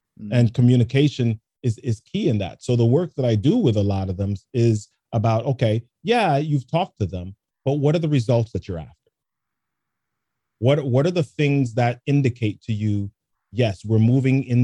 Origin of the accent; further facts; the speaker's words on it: New York City, New York, United States; also born or lived in Jamaica; I grew up in the Bronx